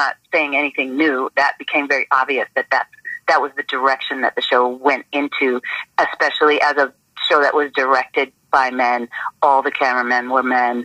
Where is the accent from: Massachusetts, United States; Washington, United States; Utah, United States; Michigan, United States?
Massachusetts, United States; Boston; moved away as an adult; being from Boston, I was like, guess what? I'm from Dorchester too